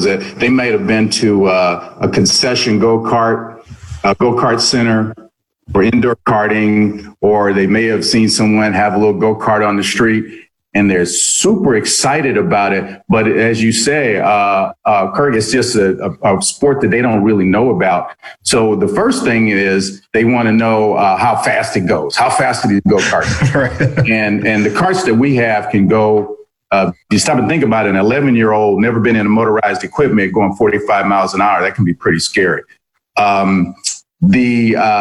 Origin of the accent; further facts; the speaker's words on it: Indianapolis, Indiana, United States; also born or lived in East Coast; I grew up here in Indianapolis. I'm not originally from Indy. I'm an East Coast kid, but I came to Indy as a teenager, early teens.